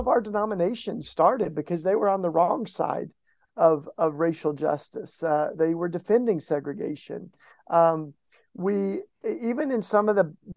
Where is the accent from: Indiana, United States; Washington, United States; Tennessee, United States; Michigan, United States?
Tennessee, United States; East; I grew up in East Tennessee